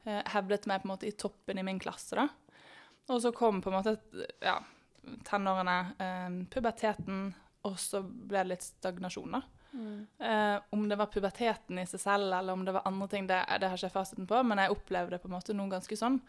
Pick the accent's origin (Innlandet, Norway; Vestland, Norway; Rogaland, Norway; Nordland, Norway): Vestland, Norway; Bergen; moved away as an adult; now in Oslo, Norway; Jeg kommer fra Bergen, men har bodd i Oslo nå siden 2014.